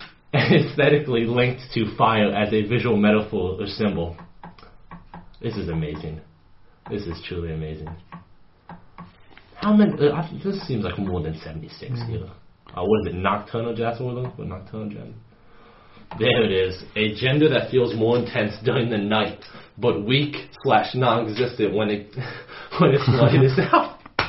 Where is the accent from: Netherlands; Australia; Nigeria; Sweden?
Sweden; first language en; I consider English as my mother tongue, even though I was born and raised in Sweden.